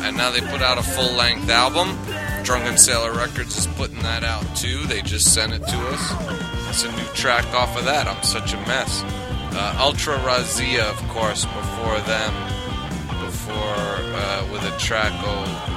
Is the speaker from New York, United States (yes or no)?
yes; New York, United States; accent: New York; I grew up in New York